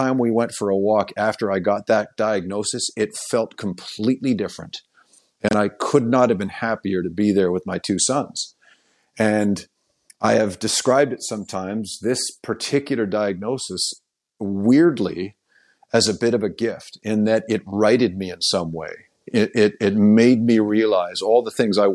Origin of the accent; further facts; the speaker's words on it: Oakville, Ontario, Canada; moved away; my hometown of Oakville, Ontario